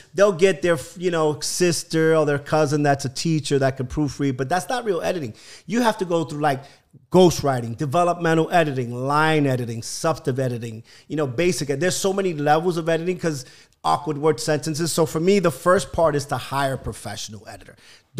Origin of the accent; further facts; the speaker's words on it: Bronx, New York, United States; born there; I was born in Bronx, Lebanon.